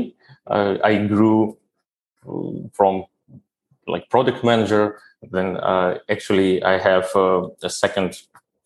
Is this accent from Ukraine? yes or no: yes; Kyiv, Ukraine; moved away as an adult; now in India; I was born in Ukraine, in ex-USSR, as I said. It was still that big country. And my education I got as well in Kyiv, where I grew up, is the capital of our country